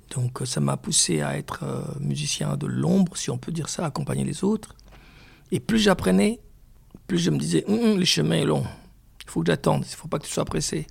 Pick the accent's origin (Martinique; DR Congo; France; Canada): DR Congo; chez moi au Congo